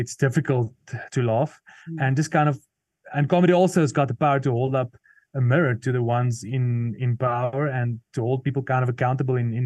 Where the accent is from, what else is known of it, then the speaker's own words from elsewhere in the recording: Potchefstroom, North West, South Africa; first language Afrikaans; English is a second language; since I was a small boy growing up in a small town called Potchefstroom